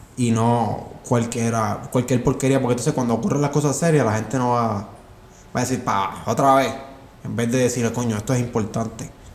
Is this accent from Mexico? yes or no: no; Puerto Rico